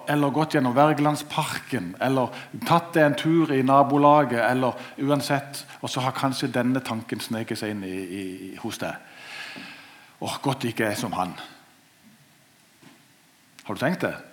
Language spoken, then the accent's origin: Norwegian; Norway; Jeg er født og oppvokst i Marikveien. Siden gikk det bare oppover.